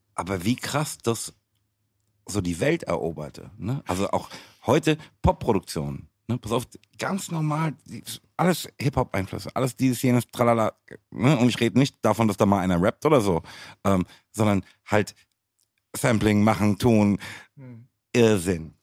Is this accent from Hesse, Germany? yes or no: yes; Frankfurt, Hesse, Germany; Ich bin in Frankfurt geboren, aufgewachsen